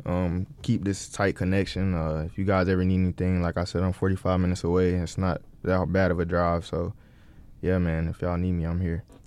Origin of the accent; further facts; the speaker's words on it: Greenville, North Carolina, United States; we grew up in Greenville, so that's where ECU is